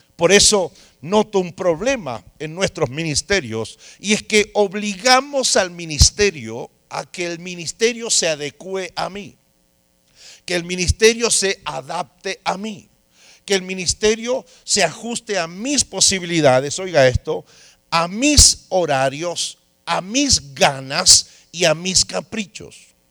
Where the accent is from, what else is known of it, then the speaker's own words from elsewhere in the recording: Argentina; en mi país